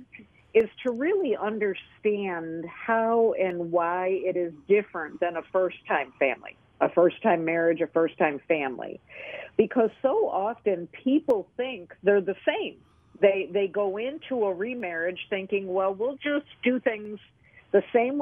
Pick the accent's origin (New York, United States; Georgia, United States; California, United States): New York, United States; Lockport; now in the South, United States; I'm originally from Western New York